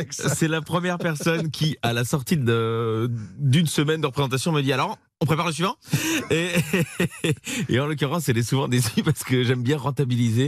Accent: Belgium; now in France; je suis belge.

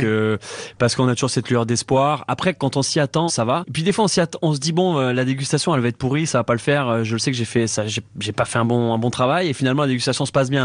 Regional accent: France; now in Canada; remettre mon empreinte, euh, dans mon pays natal

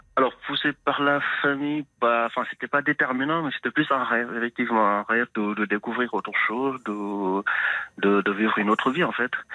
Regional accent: Senegal; now in France

